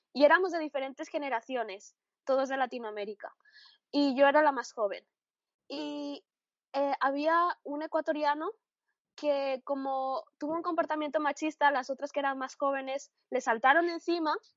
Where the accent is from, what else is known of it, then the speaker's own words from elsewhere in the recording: Barcelona, Catalonia, Spain; moved away as an adult; now in Tübingen, Germany; vengo de Barcelona